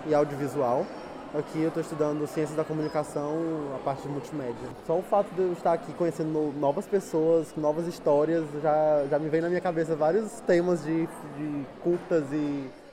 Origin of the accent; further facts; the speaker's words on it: Brazil; moved away as an adult; now in Porto, Portugal; tenho 21 anos, sou do Brasil